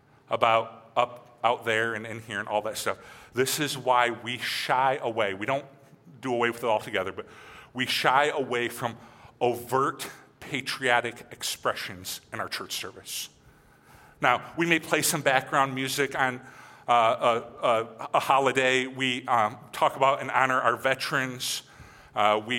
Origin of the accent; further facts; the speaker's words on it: United States; I was born and raised in America, I listened to country music